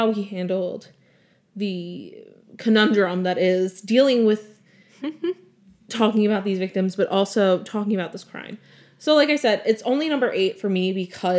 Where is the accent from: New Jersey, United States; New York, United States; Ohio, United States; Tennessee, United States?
New York, United States; Long Island; I'm from Long Island.